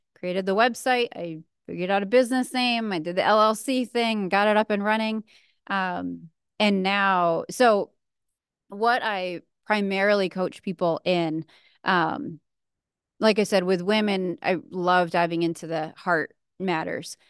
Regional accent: New England, New Hampshire, United States; moved away; I grew up in New England, so living in New Hampshire at the time

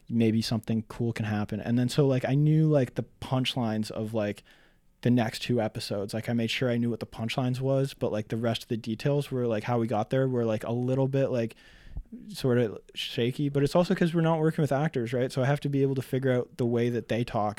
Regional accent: North Bay, Ontario, Canada; I grew up in, mostly in North Bay, Ontario

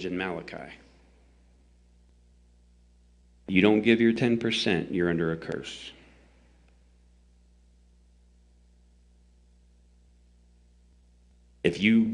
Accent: the South, United States; I'm from the South

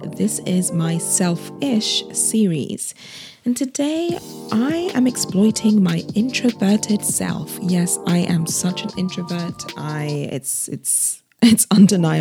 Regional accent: United Kingdom; Me being a Nigerian Brit

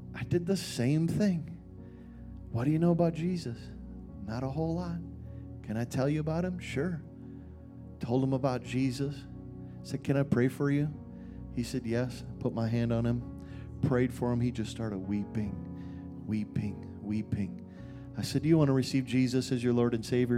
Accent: Minnesota, United States; moved away; also born or lived in Dallas, Texas; I grew up in Minnesota.

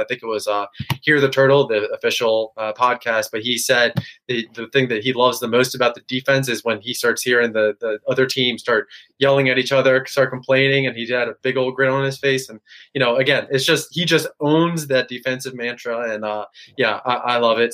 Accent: Maryland, United States; I grew up near Maryland, uh, 20 minutes away, 30 minutes away from campus

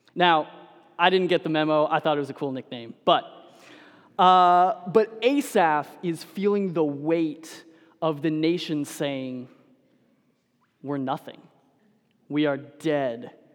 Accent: Denver, Colorado, United States; I'm a Broncos fan, and so I grew up in Denver.

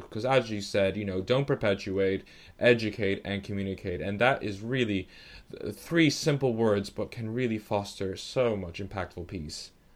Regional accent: New York, United States; now in London, United Kingdom; I happen to be, uh, Italian and Dominican, but born in New York

